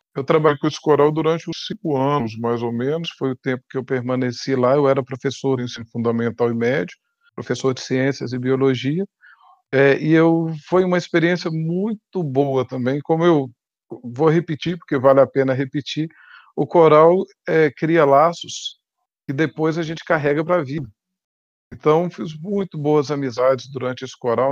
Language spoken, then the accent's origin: Portuguese; Guanhães, Minas Gerais, Brazil; also born or lived in Rio de Janeiro; Eu sou natural de Guanhães, aqui em Minas Gerais, é perto de Diamantina